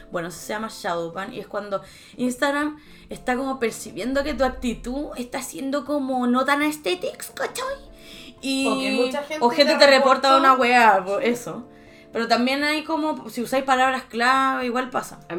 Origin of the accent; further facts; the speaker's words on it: Cochabamba, Bolivia; soy, soy de Cochabamba y tengo 15 años.